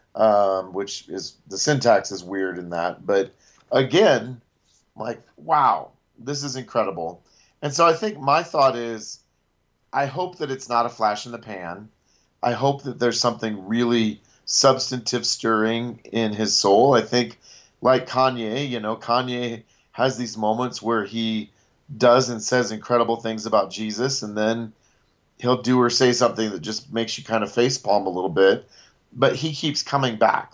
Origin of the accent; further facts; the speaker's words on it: Ames, Iowa, United States; I was born in Ames, which is where Iowa State is, at Mary Greeley Hospital. and my entire family on my dad's side went to Iowa State. So, I grew up, we had season tickets